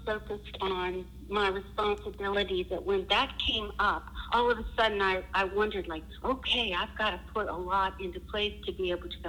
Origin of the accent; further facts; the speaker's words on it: western Pennsylvania, United States; moved away as an adult; now in Richmond, United States; I am from a very small town in western Pennsylvania, and mm-hmm. that's where I grew up